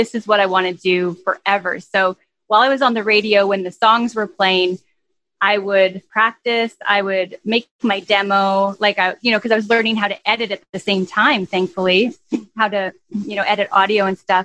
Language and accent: English; Saskatchewan, Canada; moved away as an adult; also born or lived in Vancouver / Los Angeles; I was born and raised here in Saskatchewan, where I am now back.